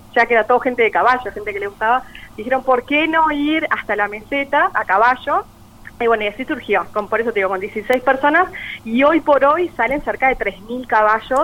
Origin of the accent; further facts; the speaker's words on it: Paysandú, Uruguay; nacida y criada acá en Paysandú